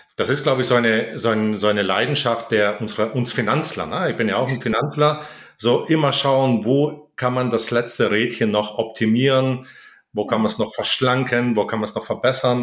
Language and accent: German; Heidenheim, Baden-Württemberg, Germany; in Heidenheim, meine Heimatstadt